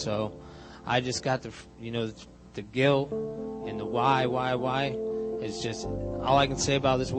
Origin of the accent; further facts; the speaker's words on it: West Palm Beach, Florida, United States; I'm from West Palm Beach, Florida.